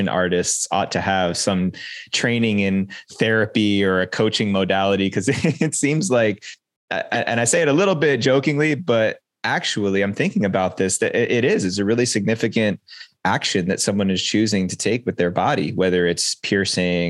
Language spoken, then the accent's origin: English; East Coast of the United States, United States; moved away as an adult; now in West Coast, United States; relocating from where I grew up on the East Coast of the United States and relocating to the West Coast